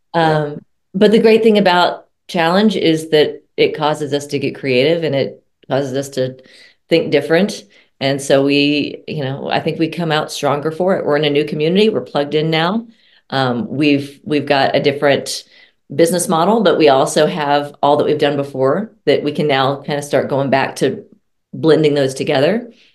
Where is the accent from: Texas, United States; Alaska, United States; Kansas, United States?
Texas, United States; moved away; also born or lived in Colorado; I'm originally from Texas.